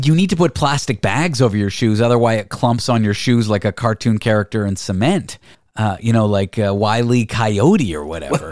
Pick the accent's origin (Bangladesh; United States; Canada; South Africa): Canada; I'm Canadian.